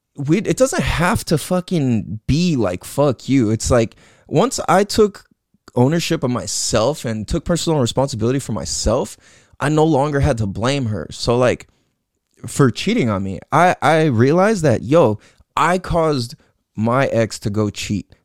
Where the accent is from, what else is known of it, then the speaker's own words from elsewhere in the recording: San Diego, California, United States; also born or lived in Hawaii / Imperial Beach, California / Clairemont, San Diego; I grew up in San Diego, California, and grew up in Mira Mesa, Mecca Town